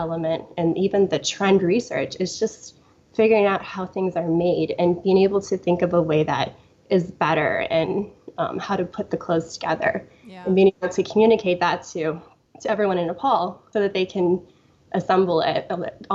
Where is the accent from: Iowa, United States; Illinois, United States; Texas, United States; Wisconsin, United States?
Iowa, United States; I grew up on a farm in Iowa in a very small town